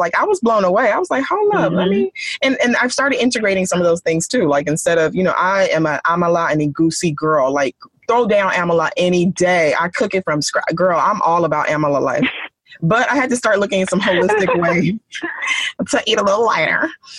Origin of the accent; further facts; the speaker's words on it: Nigeria; literally being Nigerian, our food is like number one thing to our hearts